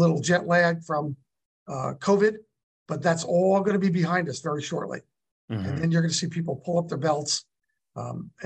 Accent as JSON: {"language": "English", "region": "New Jersey", "country": "United States", "tie": "born or raised there", "moved": "yes", "lives_now": "California, United States", "said": "I'm from Jersey"}